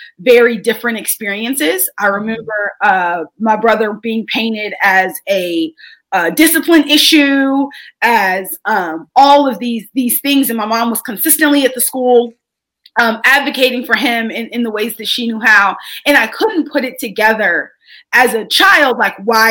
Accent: Texas, United States; as a Texan

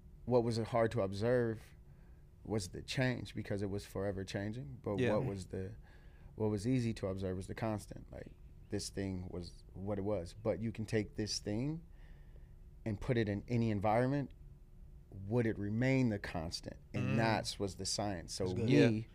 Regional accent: Akron, Ohio, United States; born or raised there; now in Cleveland, United States

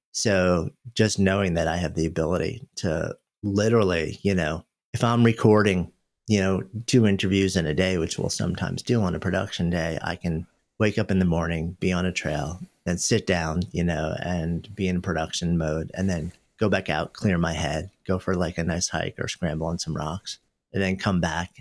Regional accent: New York, United States; moved away as an adult; now in Boulder, United States; I grew up just outside of New York and lived in the city for my entire adult life for thirty years

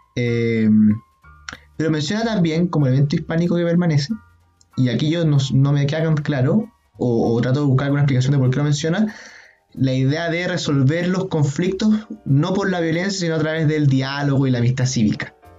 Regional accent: Chile; nosotros como chilenos

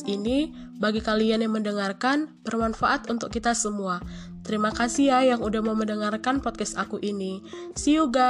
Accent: North Sumatra, Indonesia; moved away as an adult; now in Lampung, Indonesia; Aku sih berasal dari Sumatera Utara. Ya, cukup lumayan jauh sih untuk ke Lampung, tetapi aku harus mencoba untuk merantau meskipun susah sih untuk jauh dari orang tua.

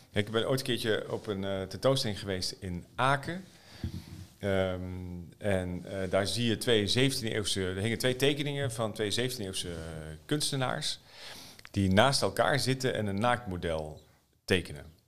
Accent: Netherlands; als Nederlander

